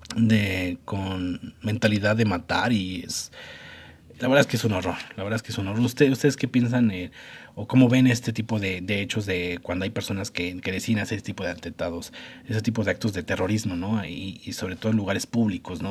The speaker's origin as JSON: {"language": "Spanish", "country": "Mexico", "said": "nosotros como mexicanos"}